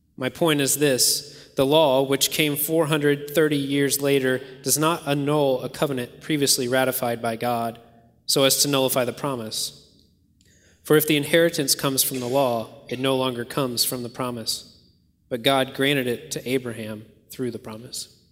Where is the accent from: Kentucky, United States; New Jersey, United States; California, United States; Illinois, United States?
Kentucky, United States; I grew up in Kentucky